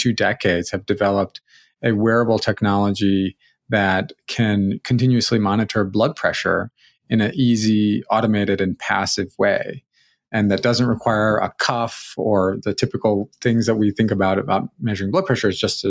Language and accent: English; St. Louis, Missouri, United States; No, I grew up in St. Louis.